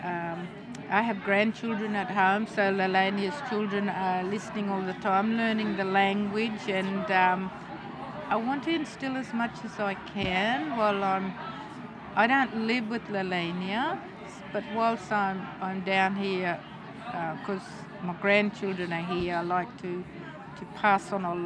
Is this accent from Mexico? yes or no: no; Mossman, Queensland, Australia; I am a traditional elder in the Googie Yalindu tribe in Mossman